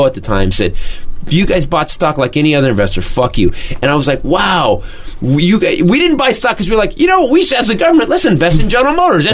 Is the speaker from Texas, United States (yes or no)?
no; Fremont, California, United States; my hometown, Fremont, California